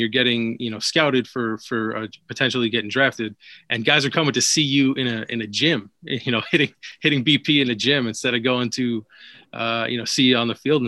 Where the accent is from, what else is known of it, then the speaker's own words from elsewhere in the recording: Brooklyn, New York, United States; I grew up in Brooklyn